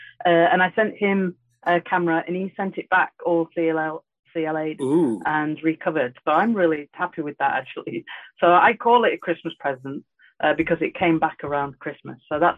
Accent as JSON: {"language": "English", "region": "Yorkshire and the Humber", "country": "United Kingdom", "said": "I'm very close to Leeds. You can see now I'm having a bit of whiskey and I'm getting tired and my accent is now coming out."}